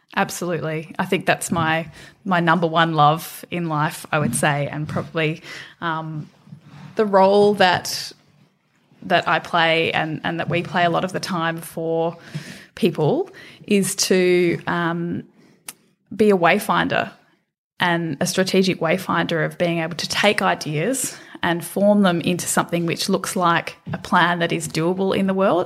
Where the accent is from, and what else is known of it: Australia; moved away as an adult; also born or lived in London